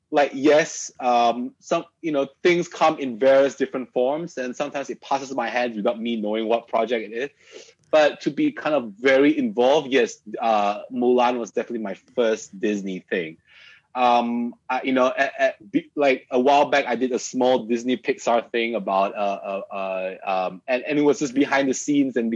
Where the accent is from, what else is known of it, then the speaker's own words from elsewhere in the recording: Malaysia; I obviously do being part Malaysian, right? Like I mean, my wholeheartedly, you know, I am still true and true Malaysian. I still like my mamak sessions